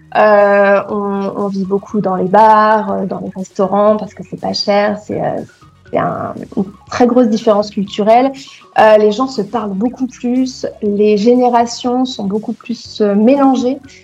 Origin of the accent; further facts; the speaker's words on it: Troyes, Grand Est, France; moved away as an adult; now in Barcelona, Spain; je viens de Troyes, hein, c'est une petite ville euh, très mignonne